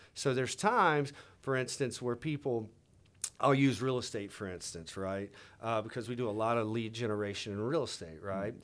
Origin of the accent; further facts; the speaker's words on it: Louisiana, United States; I grew up in Louisiana, man, you know, like, southern, you know, the South